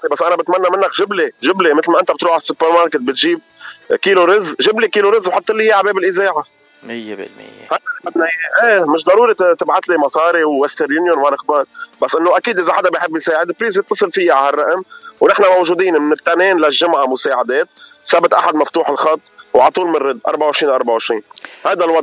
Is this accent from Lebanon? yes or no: yes; Lebanon; انا لبناني بدي ساعد خيي اللبناني المسلم قبل المسيحي